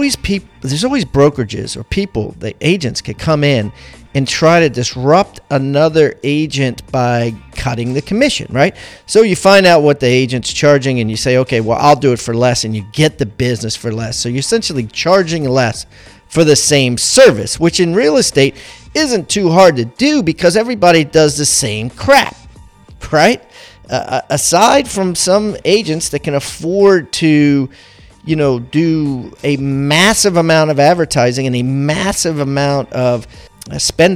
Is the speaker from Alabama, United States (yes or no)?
no; Maryland, United States; moved away; I'm originally from Maryland